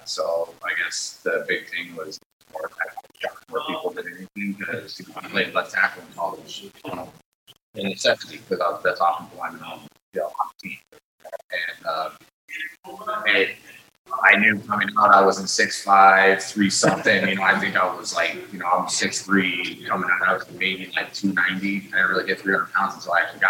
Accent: California, United States; moved away as an adult; now in Green Bay, United States; I grew up in California

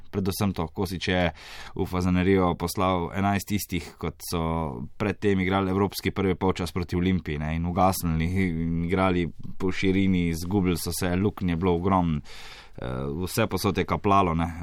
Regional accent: Maribor, Drava, Slovenia; now in Ljubljana, Slovenia; čeprav sem prišel iz Maribora, mi je v Ljubljani kar dober

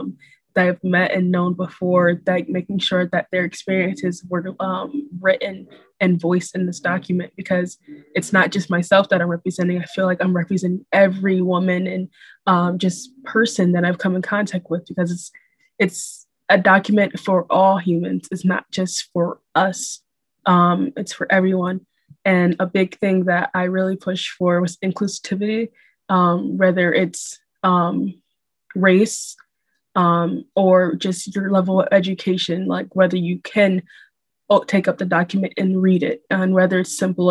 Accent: Rochester, New York, United States; as a young woman growing up in Rochester

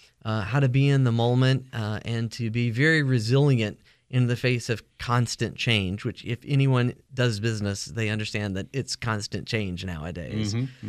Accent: Phenix City, Alabama, United States; moved away; also born or lived in New Jersey / Gastonia, North Carolina; I grew up in Alabama.

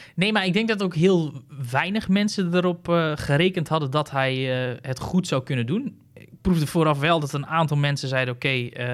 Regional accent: Netherlands; ik als Nederlander

